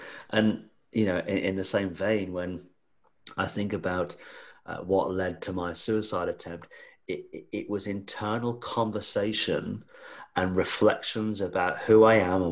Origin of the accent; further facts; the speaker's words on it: Australia; being an Aussie.